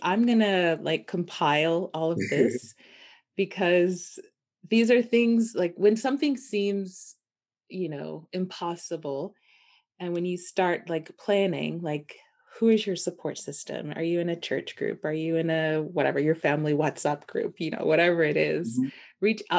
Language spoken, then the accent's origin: English; United States; Yes, that is definitely a privilege of being American. I've seen that shift like instantaneously because I'm Black, obviously.